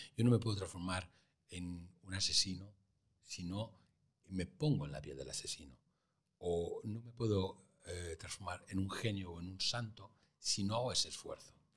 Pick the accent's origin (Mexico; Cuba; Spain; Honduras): Spain; Santander, Cantabria; moved away as an adult; en mi tierra, en Santander